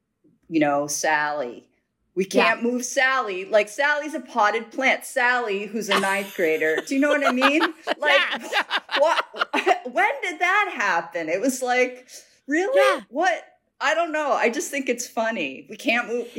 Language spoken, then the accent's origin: English; Midwest, United States; now in New York City, United States; I grew up in the Midwest